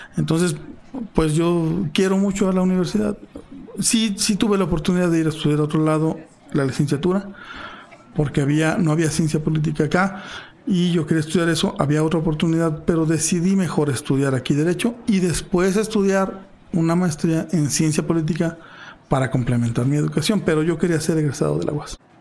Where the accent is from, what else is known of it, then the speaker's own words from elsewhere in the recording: Fresnillo, Zacatecas, Mexico; yo nací en Fresnillo, viví en Fresnillo hasta los 20 años